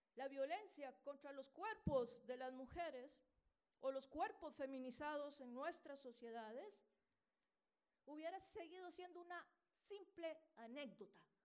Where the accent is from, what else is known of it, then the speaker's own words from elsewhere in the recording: Costa Rica; en mi país, Costa Rica